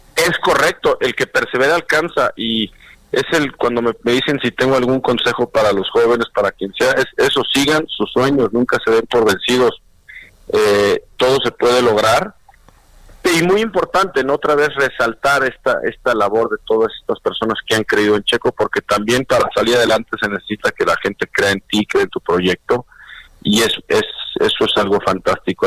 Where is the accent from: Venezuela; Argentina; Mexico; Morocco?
Mexico